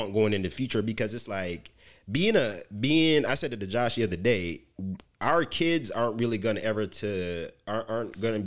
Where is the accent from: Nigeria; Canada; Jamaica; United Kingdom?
Jamaica; moved away; growing up in Jamaica